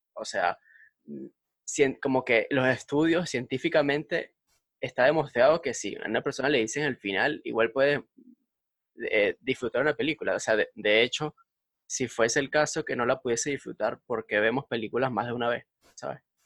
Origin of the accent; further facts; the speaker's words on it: Valencia, Carabobo, Venezuela; now in Madrid, Spain; nosotros, somos de Valencia, de Pro Valencia, Venezuela